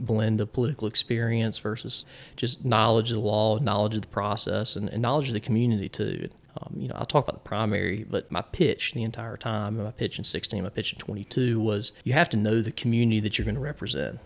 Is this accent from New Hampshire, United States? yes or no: no; Smithfield, North Carolina, United States; also born or lived in Columbia, South Carolina; I grew up in Smithfield, the big city